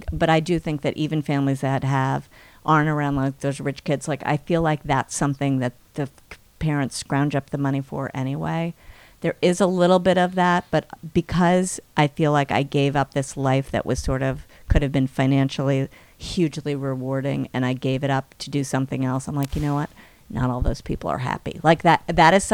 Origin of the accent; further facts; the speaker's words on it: New York City, New York, United States; I grew up on the Upper East